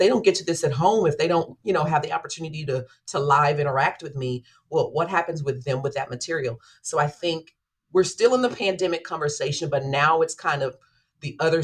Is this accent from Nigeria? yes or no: no; Dallas, Texas, United States; moved away as an adult; now in Wichita, United States; I was born and raised in Dallas, graduated from Dallas Independent School District